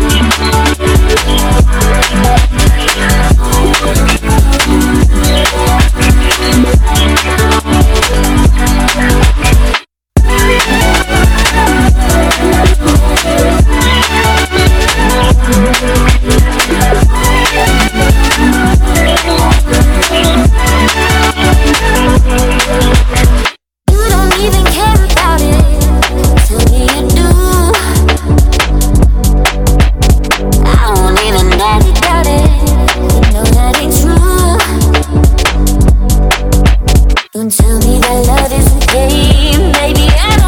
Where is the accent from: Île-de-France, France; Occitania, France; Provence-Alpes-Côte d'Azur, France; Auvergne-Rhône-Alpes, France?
Auvergne-Rhône-Alpes, France; Lyon; Lyon, which is my hometown in France